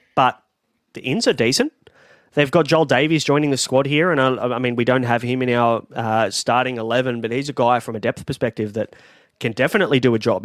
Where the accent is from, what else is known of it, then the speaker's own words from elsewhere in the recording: Sydney, New South Wales, Australia; I'm from Western Sydney